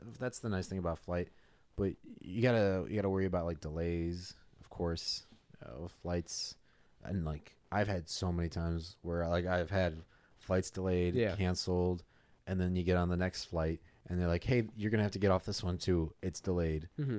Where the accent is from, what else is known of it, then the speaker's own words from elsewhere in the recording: Nebraska, United States; I'm from Nebraska.